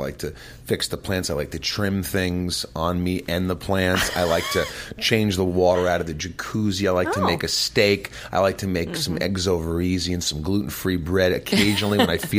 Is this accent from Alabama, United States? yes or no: no; Indiana, United States; I know that I'm white. I'm a Jew. I grew up in Indiana.